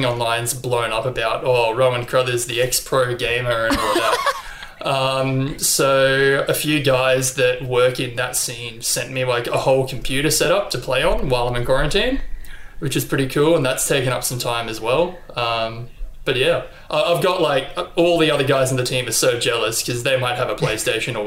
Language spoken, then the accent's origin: English; Brisbane, Queensland, Australia; also born or lived in Gosford, New South Wales; I was born in Gosford in New South Wales, but I've pretty much lived in Brisbane for the entirety of my life